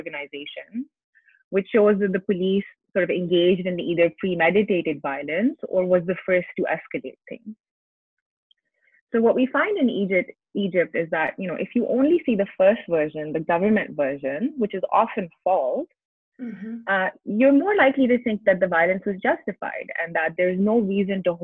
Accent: Islamabad, Islamabad Capital Territory, Pakistan; I grew up in Islamabad, Pakistan

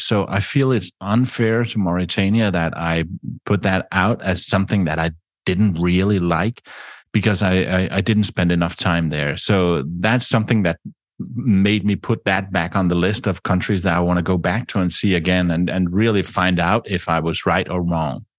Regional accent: Denmark; I grew up in Denmark

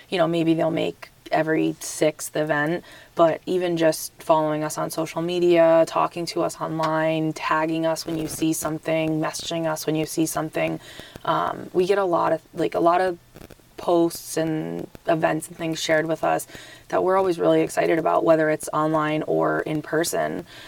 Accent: Springfield, Massachusetts, United States; now in Franklin, United States; I came from Springfield originally

